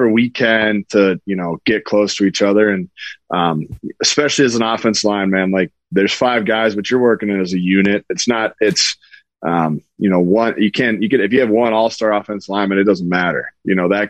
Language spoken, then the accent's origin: English; North Dakota, United States; I'm from North Dakota.